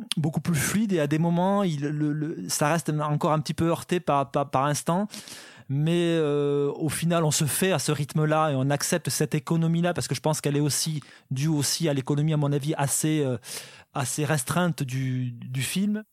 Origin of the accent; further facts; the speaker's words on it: south of France, France; je viens du sud de la France